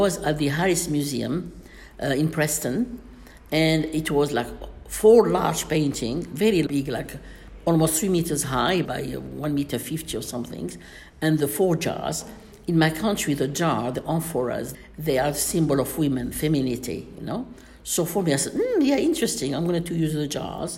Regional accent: Miliana, Aïn Defla Province, Algeria; moved away; also born or lived in London; in Algiers, in my hometown, Miss Miliana

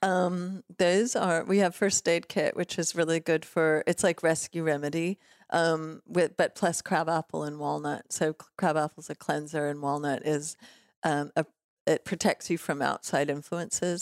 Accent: Los Angeles, California, United States; also born or lived in Toronto, Canada / Mexico; we moved to L A when I was five, and I grew up in West Hollywood and, um, Silver Lake

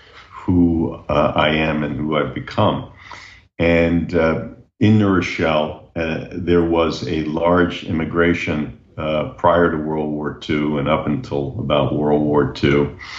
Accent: Neuchâtel, Switzerland; So I was born in Neuchâtel, to answer the question directly. And it really influenced my culture because I grew up in a household there of bilingual speaking folks

